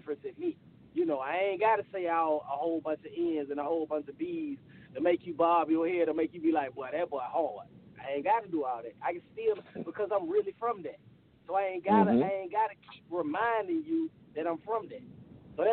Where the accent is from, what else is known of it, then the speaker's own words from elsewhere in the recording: Decatur, Georgia, United States; I'm from Decatur, Georgia. See, in Atlanta, you know, it's west side, east side. So I'm from the east side.